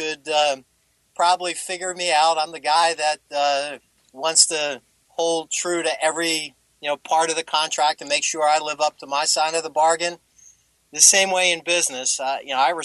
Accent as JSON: {"language": "English", "region": "New Jersey", "country": "United States", "tie": "born or raised there", "said": "I grew up in Jersey"}